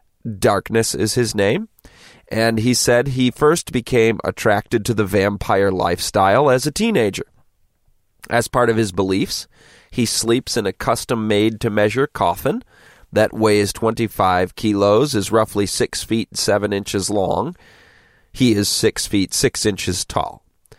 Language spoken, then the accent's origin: English; Galway, Connacht, Ireland; I first learned about vampires when I was 13 and growing up in Galway.